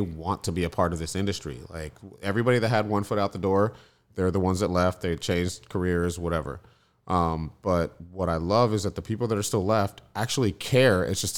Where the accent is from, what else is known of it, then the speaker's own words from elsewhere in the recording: Florida, United States; I come from a consistency background. I came from Florida, where everything's like turn and burn